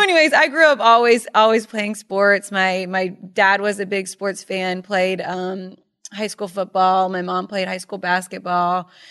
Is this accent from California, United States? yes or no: no; Charleston, South Carolina, United States; born or raised there; moved away as an adult; also born or lived in Myrtle Beach / Birmingham; now in Connecticut, United States